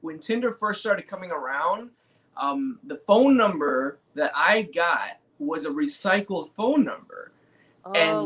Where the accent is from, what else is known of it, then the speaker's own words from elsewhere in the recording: Tampa, Florida, United States; I'm from Tampa